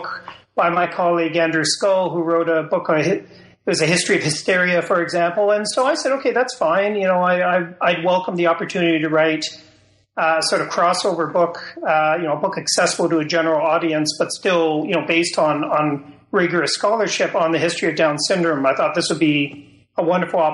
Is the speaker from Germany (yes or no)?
no; London, Ontario, Canada; I'm a Canadian. I grew up in Ontario, in London, Ontario